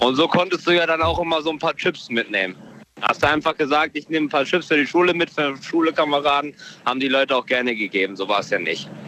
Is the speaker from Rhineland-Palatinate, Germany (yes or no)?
yes; Bad Kreuznach, Rhineland-Palatinate, Germany; Ich komme aus Bad Kreuznach